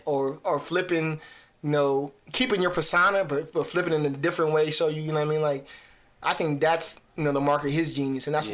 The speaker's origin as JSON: {"language": "English", "region": "New Jersey", "country": "United States", "said": "I'm from Jersey"}